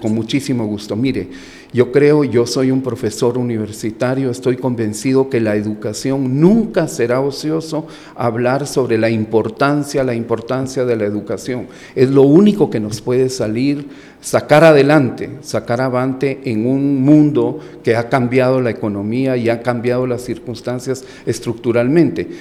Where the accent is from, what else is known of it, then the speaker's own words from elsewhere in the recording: Guatemala; moved away as an adult; also born or lived in Colombia; yo soy guatemalteco